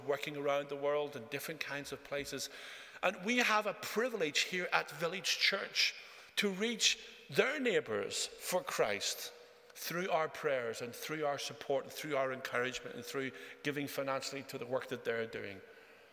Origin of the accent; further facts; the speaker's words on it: Northern Ireland, United Kingdom; also born or lived in Japan; I grew up in Northern Ireland.